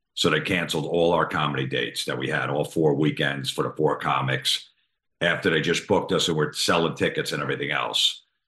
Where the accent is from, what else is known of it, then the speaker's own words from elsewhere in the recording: East Coast, United States; we're from the East Coast, so we're a little rough around the edges